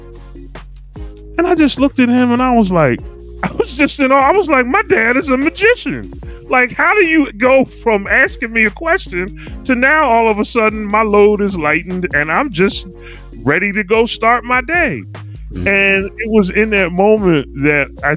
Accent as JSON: {"language": "English", "town": "Philadelphia", "region": "Pennsylvania", "country": "United States", "tie": "born or raised there", "said": "I grew up at 5729 North 20th Street in Philadelphia, Pennsylvania"}